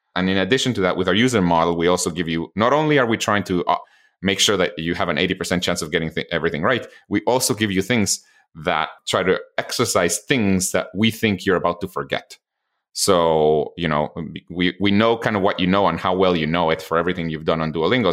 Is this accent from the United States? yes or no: no; Guatemala; moved away; I was born and raised in Guatemala